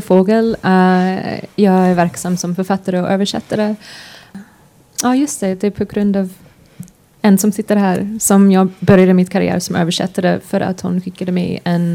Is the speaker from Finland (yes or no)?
no; United States; Swedish is a second language; moved away; also born or lived in Sweden / London; jag är svensk, men uh, för det mesta har jag upp, är jag uppvuxen i USA